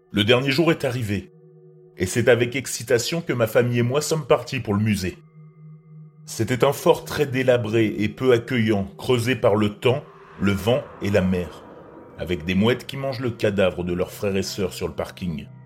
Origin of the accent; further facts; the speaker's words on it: France; Bonjour Robert, je viens de France